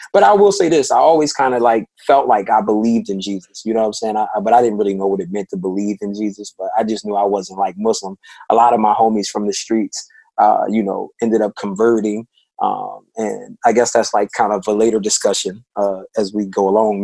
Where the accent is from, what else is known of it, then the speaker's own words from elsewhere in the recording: Philadelphia, Pennsylvania, United States; my section in North Philly was one of the toughest parts of the city